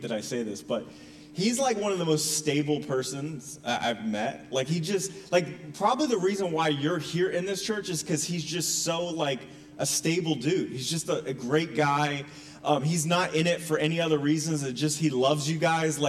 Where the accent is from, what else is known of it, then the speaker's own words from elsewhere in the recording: North Carolina, United States; moved away as an adult; also born or lived in Connecticut; now in Gloucester, United States; I'm originally from Connecticut, but grew up in North Carolina